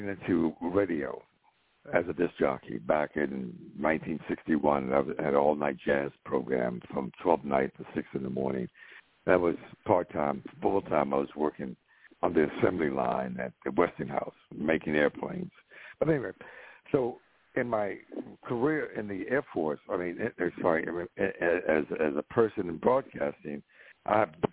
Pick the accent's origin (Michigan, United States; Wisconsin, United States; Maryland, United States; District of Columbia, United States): Maryland, United States; Baltimore; I was born in Baltimore, Johns Hopkins Hospital